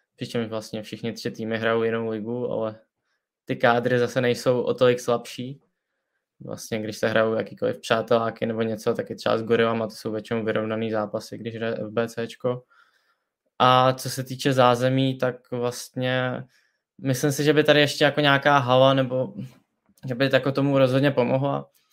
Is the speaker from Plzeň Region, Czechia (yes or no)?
yes; Plzeň, Plzeň Region, Czechia; já pocházím z Plzně a vlastně chodím na školu do Plzně